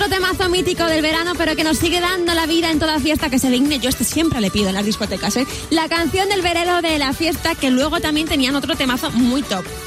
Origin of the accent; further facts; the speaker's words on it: Madrid, Community of Madrid, Spain; Mis padres nacieron en ciudad, yo nací en Madrid